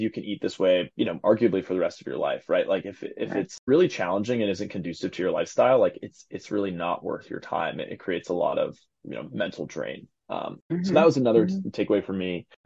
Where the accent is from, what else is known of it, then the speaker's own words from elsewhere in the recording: East Coast, United States; now in Seattle, United States; I'm from the East Coast